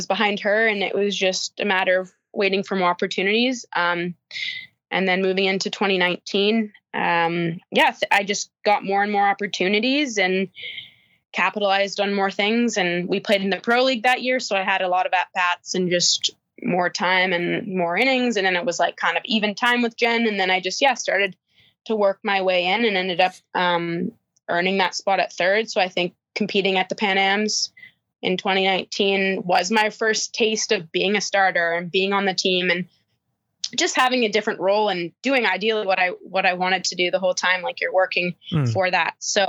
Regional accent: Marion, Illinois, United States; Yeah. Southern Illinois, Marion, Illinois.

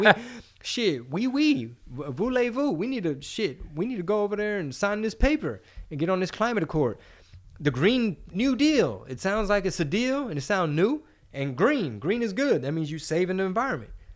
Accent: United States; I'm American

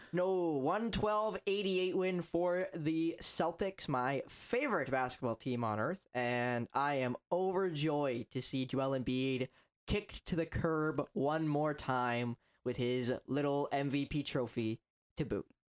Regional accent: northern Ontario, Canada; I am from Wyre, not Ontario, Canada, Wyre

